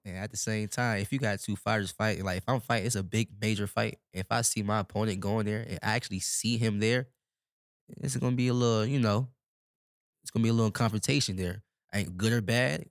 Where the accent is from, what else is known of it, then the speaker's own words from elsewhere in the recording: Nebraska, United States; I come from Nebraska